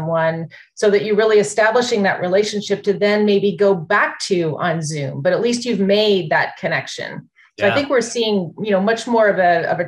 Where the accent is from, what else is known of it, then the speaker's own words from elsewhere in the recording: Canada; moved away as an adult; now in United States; I'm from Canada originally.